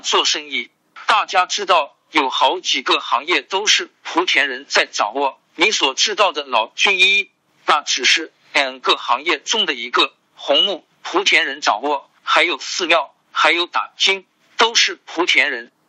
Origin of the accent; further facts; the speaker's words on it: Jiangxi, China; Chinese is a second language; 你说我是江西人，说我是老表